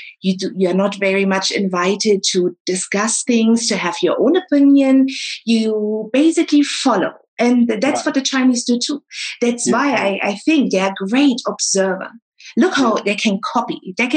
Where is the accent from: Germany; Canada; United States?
Germany; East Germany; And also, they always appreciated me saying I'm from East Germany.